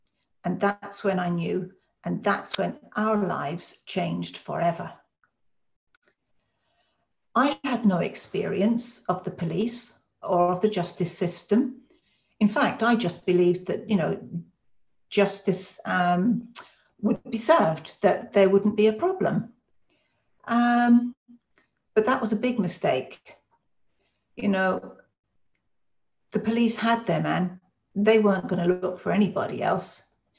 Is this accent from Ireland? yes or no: yes; Ireland; because being Irish, they know all about the Birmingham Six, the Guildford Four, the Maguire Seven. I mean, our family really know about this stuff.